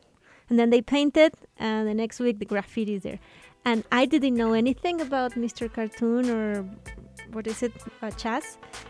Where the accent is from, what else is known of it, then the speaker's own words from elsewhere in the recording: Mexico City, Mexico; moved away; I grew up in Mexico City in a very urban community.